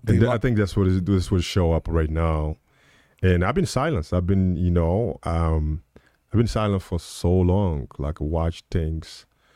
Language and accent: English; United States; So I think, you know, I'm American, I can say we.